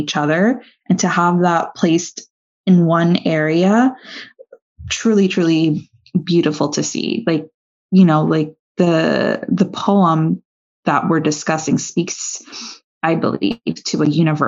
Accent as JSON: {"language": "English", "region": "Florida", "country": "United States"}